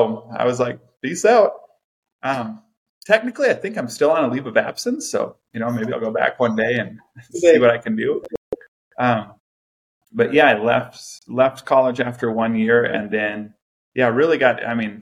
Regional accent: Farmington, Minnesota, United States; also born or lived in New Ulm, Minnesota; I was born in Minnesota. Grew up in a small town called New Ulm, Minnesota, a little German town. And in the third grade, we moved up to the Twin Cities because my dad got a job up in the cities. So we moved up to Farmington, Minnesota

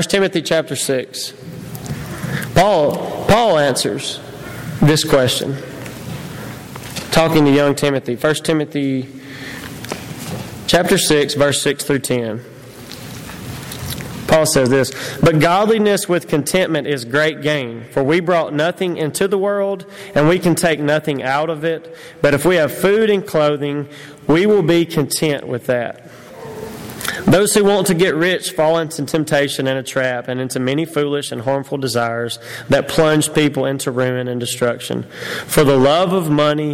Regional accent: United States; I'm an American

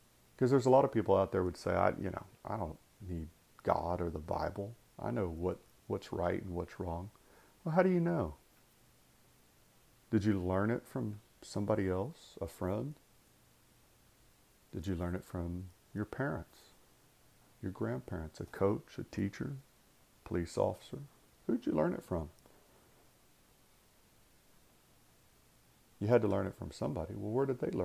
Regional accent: United States; being Americans, being that distinctive nation and people

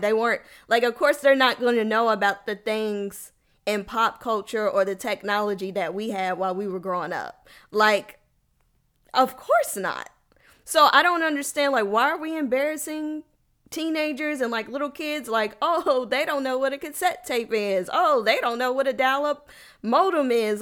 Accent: United States; I'm a black American, and I'm not angry about being American.

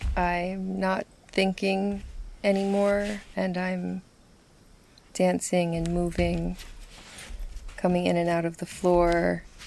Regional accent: Bovina Center, New York, United States; I grew up in Bovina Center

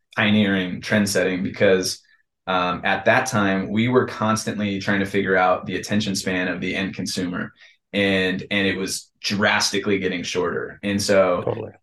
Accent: San Diego, California, United States; I was born in Scripps Ranch

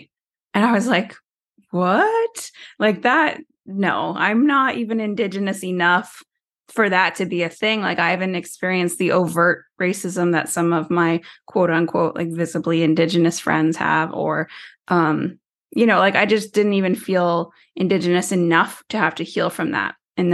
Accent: Tyendinaga Mohawk Territory, Ontario, Canada; I'm First Nations from Tyendinega Mohawk Territory, which is a small reservation in southern Ontario, Canada, or Turtle Island, as we like to call it.

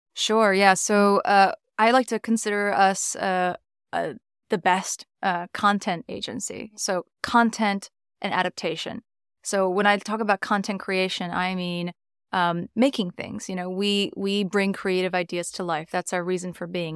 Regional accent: New York, United States; moved away as an adult; now in London, United Kingdom; I'm from New York originally.

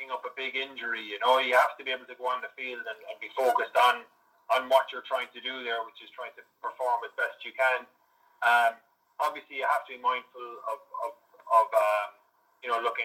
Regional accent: Limerick, Munster, Ireland; moved away as an adult; also born or lived in Cork / Connacht; now in United Kingdom; I'm from Limerick. I went to St. Munchin's College, and I played rugby there at St. Munchin's

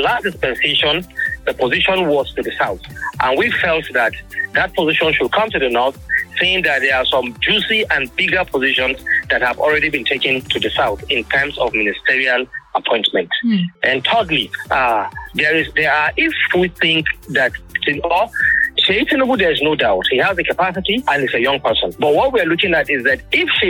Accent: Kaduna State, Nigeria; I'm from Kaduna State.

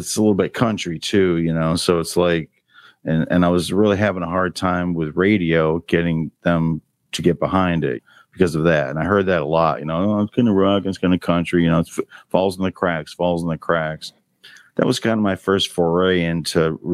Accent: Greenwich, Connecticut, United States; also born or lived in Boston; now in Nashville, United States; my hometown of Greenwich

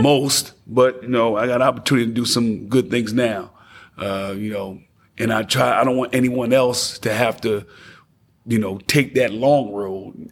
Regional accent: Passaic, New Jersey, United States; now in Knoxville, United States; I'm from Passaic, New Jersey

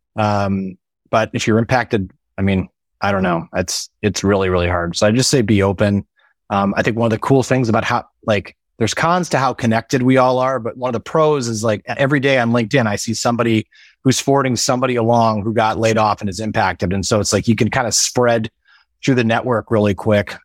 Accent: Midwest, United States; moved away as an adult; we, we grew up in the Midwest

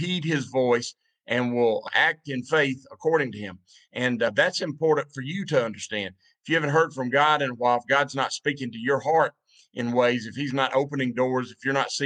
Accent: the Bible Belt, United States; When I was growing up, I grew up in the Bible Belt back when the Bible Belt was the Bible Belt.

